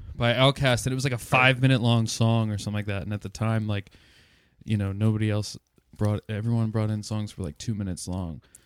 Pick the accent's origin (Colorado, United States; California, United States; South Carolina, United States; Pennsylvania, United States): Pennsylvania, United States; Lancaster; I was born in Lancaster, and Lancaster's got its pros and cons